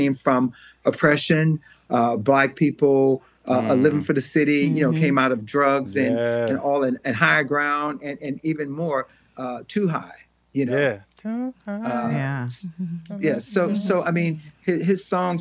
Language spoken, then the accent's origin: English; Los Angeles, California, United States; also born or lived in Louisiana; when we came out to California from Louisiana, like I said, I was about 8 or 9